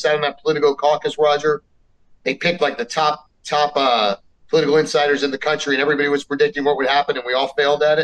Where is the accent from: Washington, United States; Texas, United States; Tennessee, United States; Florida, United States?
Florida, United States; South; also born or lived in Miami; I grew up in South Florida.